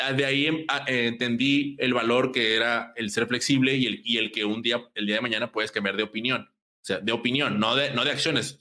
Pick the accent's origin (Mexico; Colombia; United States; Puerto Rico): Mexico; Monterrey, Nuevo León; yo soy de Monterrey